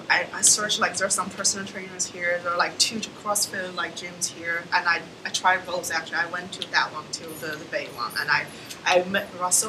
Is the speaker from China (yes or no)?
yes; China; now in Jersey City, United States